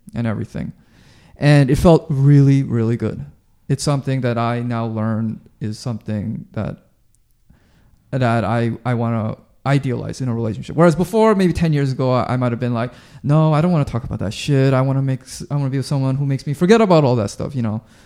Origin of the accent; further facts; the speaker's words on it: Vancouver, British Columbia, Canada; I grew up in Vancouver